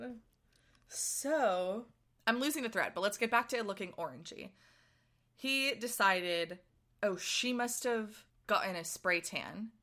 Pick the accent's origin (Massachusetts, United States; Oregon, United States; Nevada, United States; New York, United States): Massachusetts, United States; Boston; someone who grew up in Boston